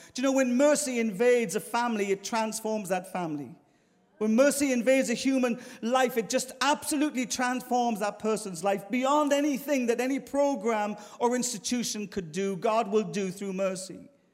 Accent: Ireland; moved away as an adult; now in London, United Kingdom; I'm Irish

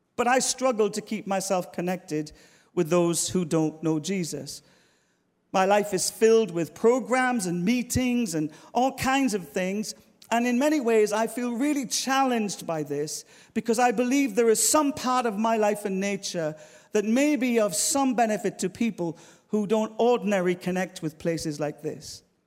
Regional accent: Ireland; moved away as an adult; now in London, United Kingdom; I'm Irish

